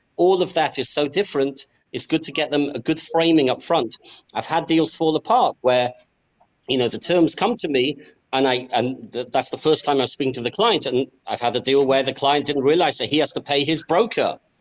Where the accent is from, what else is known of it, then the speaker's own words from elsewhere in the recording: England, United Kingdom; also born or lived in Australia / United States; now in Israel; I was born in Australia I grew up in England.